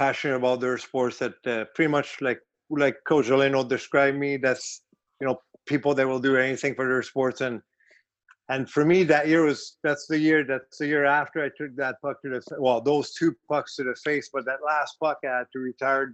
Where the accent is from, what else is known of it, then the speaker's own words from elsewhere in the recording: Montreal, Quebec, Canada; accent: French Canadian; moved away; I'm French Canadian